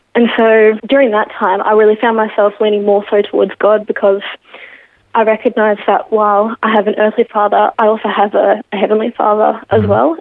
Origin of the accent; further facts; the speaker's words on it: Geelong, Victoria, Australia; Born and raised in Geelong